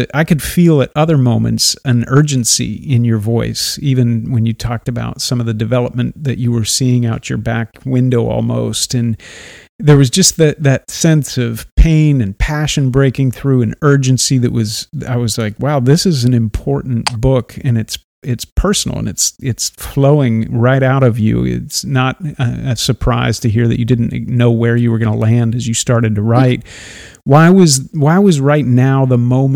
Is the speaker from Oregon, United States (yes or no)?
yes; Oregon, United States; now in Florida, United States; I'm from Oregon, now living in Florida